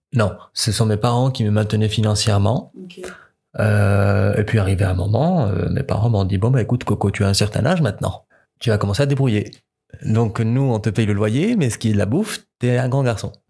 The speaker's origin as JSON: {"language": "French", "country": "Morocco", "moved": "as an adult", "lives_now": "Toulouse, France", "said": "j'ai 26 ans, et je suis marocain."}